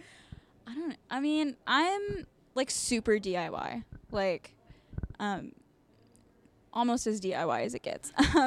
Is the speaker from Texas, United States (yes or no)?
yes; Texas, United States; now in Denton, United States; My hometown is only an hour and a half away, but I feel like I have to, like, really plan to, like, make a trip there. But so we're, like, technically in Denton, which is right outside of Dallas